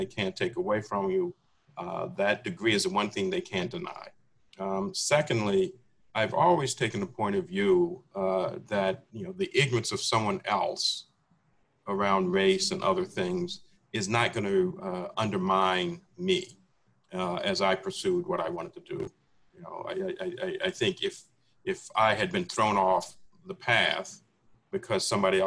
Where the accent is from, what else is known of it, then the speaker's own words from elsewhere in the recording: Washington, District of Columbia, United States; I grew up in Washington, D.C. when it was a segregated city.